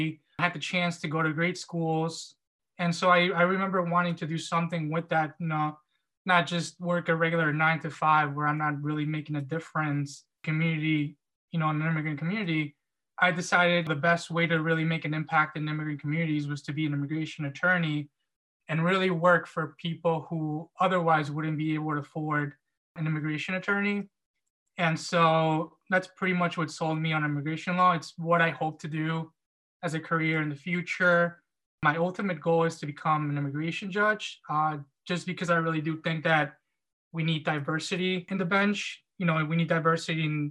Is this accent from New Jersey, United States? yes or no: yes; Central New Jersey, United States; moved away as an adult; also born or lived in Albany, New York; I'm originally from Central New Jersey, so I really wanted to stay close to home